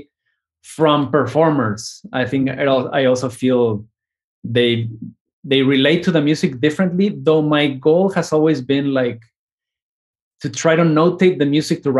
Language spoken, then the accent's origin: English; Argentina; I am from Argentina, and it made me think about growing up in Argentina.